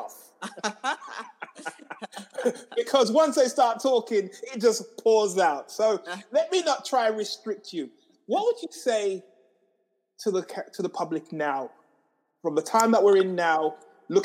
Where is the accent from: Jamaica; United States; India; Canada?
Jamaica; now in United Kingdom; when I grew up in Jamaica, it was different